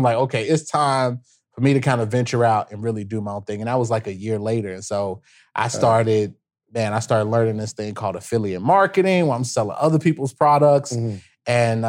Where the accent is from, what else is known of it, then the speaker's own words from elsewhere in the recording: Chicago, Illinois, United States; look, bro, I'm from the South Side of Chicago.